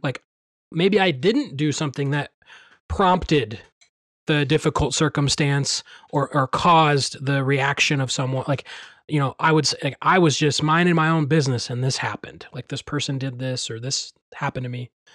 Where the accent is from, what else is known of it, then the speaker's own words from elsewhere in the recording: Midwest, United States; growing up in the Midwest, and being around farms